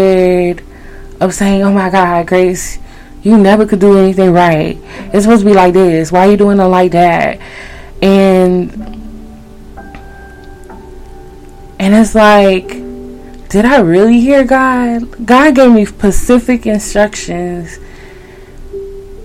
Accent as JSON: {"language": "English", "country": "Haiti", "accent": "Haitian", "said": "my Haitian accent"}